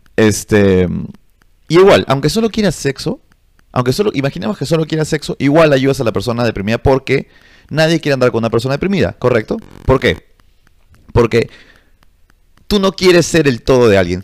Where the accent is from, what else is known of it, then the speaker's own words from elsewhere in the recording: Peru; yo soy del, del tercer mundo, brother, soy de Perú